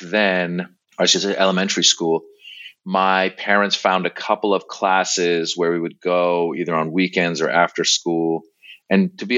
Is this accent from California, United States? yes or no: yes; Marin County, Northern California, United States; moved away as an adult; also born or lived in Iran; now in Los Angeles, United States; we moved to Northern California, Marin County, and I grew up there from the age of six